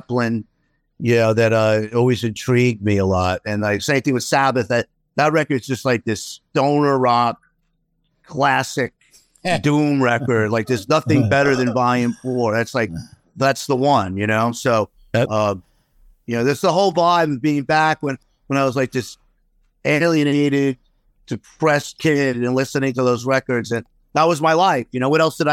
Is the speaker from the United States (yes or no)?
yes; New York City, New York, United States; moved away as an adult; where we move is not too far from where I grew up in Queens